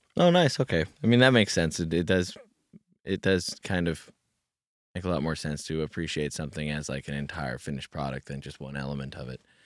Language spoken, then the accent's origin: English; Kamloops, British Columbia, Canada; now in Vancouver, Canada; growing up in Kamloops